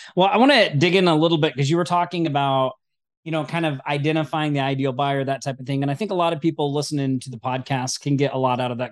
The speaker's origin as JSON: {"language": "English", "region": "Oklahoma", "country": "United States", "tie": "born or raised there", "moved": "yes", "said": "I'm originally from Oklahoma."}